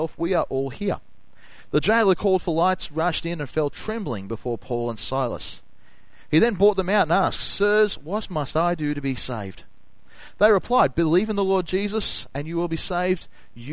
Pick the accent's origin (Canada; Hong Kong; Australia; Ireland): Australia; Noble Park, Victoria; I came from Noble Park.